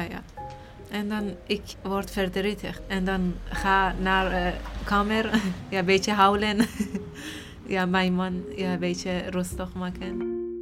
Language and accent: Dutch; Iran; Dutch is a second language; moved away as an adult; also born or lived in Turkey; now in Netherlands; Ik kom uit Iran.